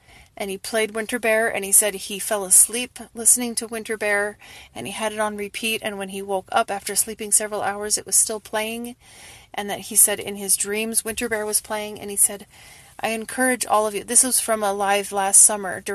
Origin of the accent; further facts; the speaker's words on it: Wisconsin River, United States; I grew up on the Wisconsin River